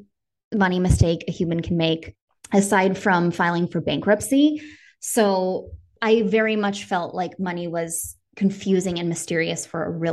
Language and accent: English; Northern Wisconsin, United States; I grew up in Northern Wisconsin.